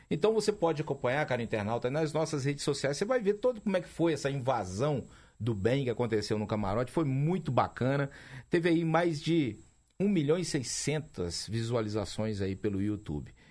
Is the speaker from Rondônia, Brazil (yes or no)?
yes; Rondônia, Brazil; now in Minas Gerais, Brazil; sou mais hoje mineiro do que rondoniense, porque eu tenho mais tempo de Minas.